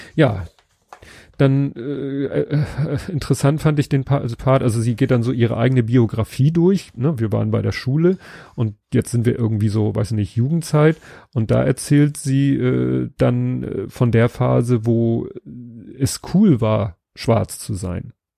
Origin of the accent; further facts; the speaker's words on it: Hamburg, Germany; ich bin in Stalzhoop aufgewachsen